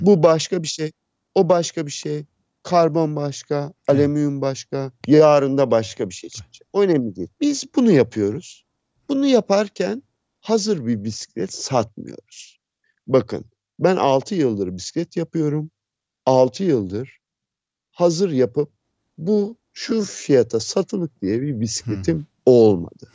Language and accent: Turkish; Istanbul, Turkey; moved away as an adult; now in Aegean Region, Turkey; İstanbul'da doğdum.